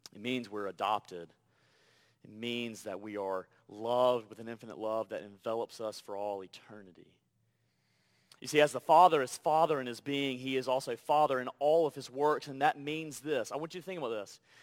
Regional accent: Deep South, United States; moved away; I'm from the Deep South

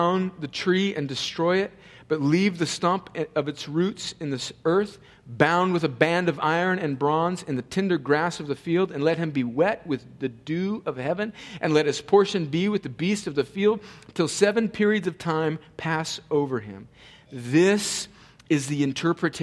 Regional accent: El Centro, California, United States; they show up on my front lawn in El Centro, California

